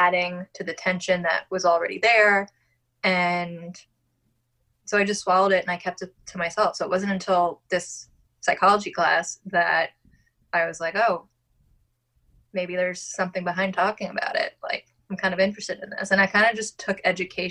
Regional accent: Long Island, New York, United States; accent: Long Island; I'm originally from Long Island. And I just said that super Long Island

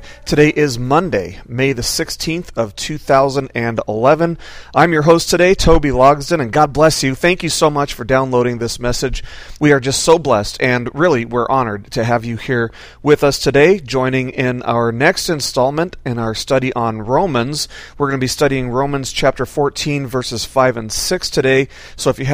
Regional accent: Las Vegas, Nevada, United States; also born or lived in Washington State; now in Washington, United States; I grew up in Las Vegas

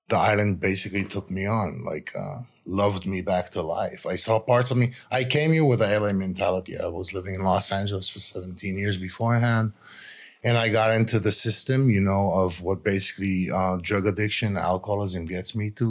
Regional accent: Israel; I grew up in Israel

